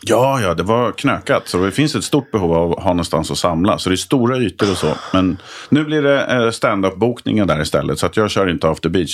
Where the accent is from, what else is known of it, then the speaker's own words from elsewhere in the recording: Nykvarn, Stockholm County, Sweden; also born or lived in Malmö / Höllviken / Trollhättan; de formativa åren var ju Nykvarn utanför Södertälje. Alltså mm. Alltså tonåren